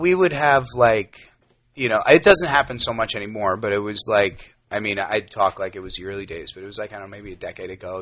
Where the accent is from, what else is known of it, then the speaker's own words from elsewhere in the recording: New York, United States; moved away as an adult; now in Los Angeles, United States; I am from New York, born and raised